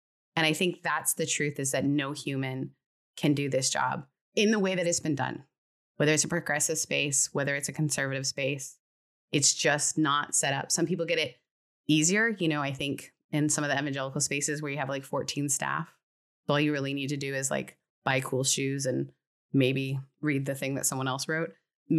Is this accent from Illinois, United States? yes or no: no; California, United States; Well, it's because I'm from California. We have to bring up our therapist at least twice an hour. But it's like that's the way you get to stay in the state.